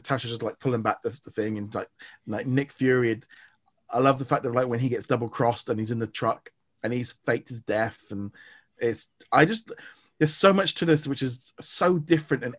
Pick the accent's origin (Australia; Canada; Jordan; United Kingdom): United Kingdom; as a Brit